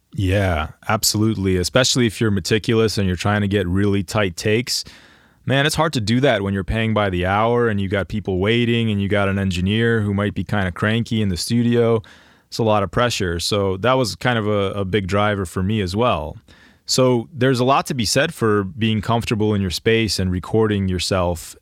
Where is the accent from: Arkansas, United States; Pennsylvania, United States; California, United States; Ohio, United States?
Pennsylvania, United States; Greater Philadelphia area; I'm from the Greater Philadelphia area